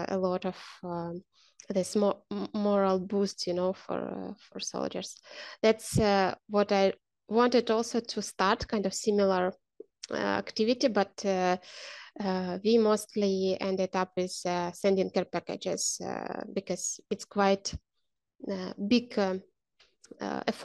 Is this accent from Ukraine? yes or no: yes; Ukraine; And I am from Ukraine.